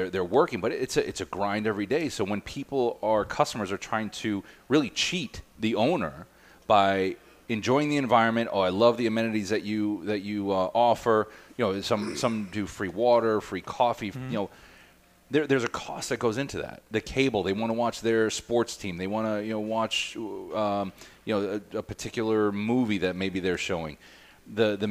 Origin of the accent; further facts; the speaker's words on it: Milwaukee, Wisconsin, United States; growing up in Milwaukee